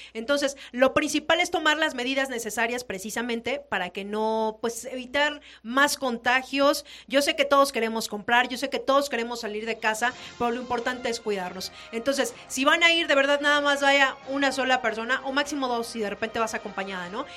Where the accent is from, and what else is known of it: Mexico